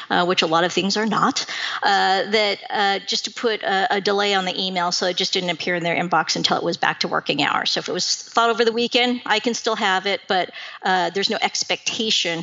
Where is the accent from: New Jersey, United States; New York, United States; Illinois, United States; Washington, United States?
Washington, United States; Seattle; I was born and raised in Seattle